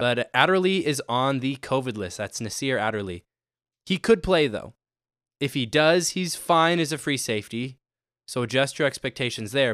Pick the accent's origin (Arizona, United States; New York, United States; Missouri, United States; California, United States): Arizona, United States; my hometown Arizona Cardinals